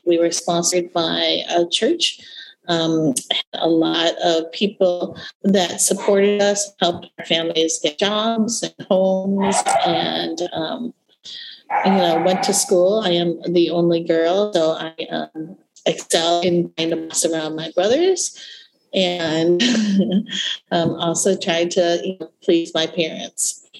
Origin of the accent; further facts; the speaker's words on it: Midwest, United States; also born or lived in Vietnam; I immigrated to America from Vietnam at the height of the war, height of the Vietnam War, in April of 1975. So I came to the States when I had just turned 5 years old to a refugee camp. And I grew up in the Midwest